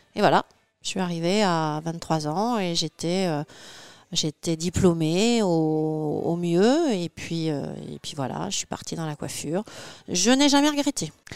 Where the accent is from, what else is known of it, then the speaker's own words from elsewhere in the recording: Les Mureaux, Île-de-France, France; also born or lived in Magny-en-Vexin; je suis née à Magny-en-Vexin et j'ai grandi au Mureau dans les Yvelines